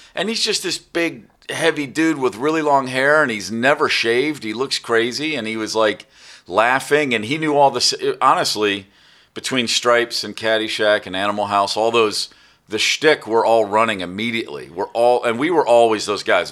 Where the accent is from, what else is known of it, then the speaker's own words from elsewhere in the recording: Kentucky, United States; also born or lived in Maryland; when I was ten, I moved to Kentucky to a really small town